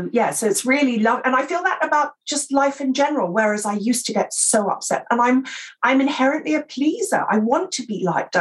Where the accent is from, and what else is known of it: England, United Kingdom; accent: received pronunciation